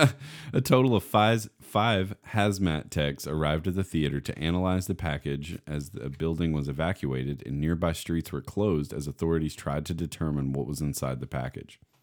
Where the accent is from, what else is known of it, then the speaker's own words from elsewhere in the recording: near Russell County, Virginia, United States; outside of my hometown, a couple miles away, um, in, in Russell County in Virginia